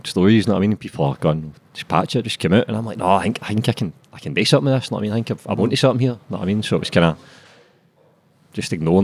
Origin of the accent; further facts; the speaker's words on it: Glasgow, Scotland, United Kingdom; I grew up in East End, so... Grew up in Garthamlock, stayed there, I was about 10, then down to Springboig, just the Edinburgh Road, down into Springboig, and then been there ever since